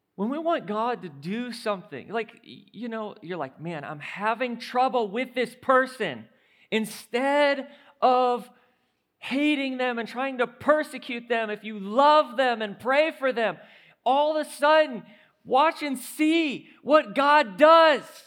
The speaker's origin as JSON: {"language": "English", "town": "St. Louis", "region": "Missouri", "country": "United States", "said": "Saint Louis"}